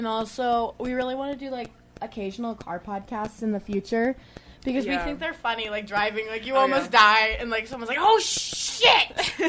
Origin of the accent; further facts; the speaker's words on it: Utah, United States; now everybody knows we're from Utah.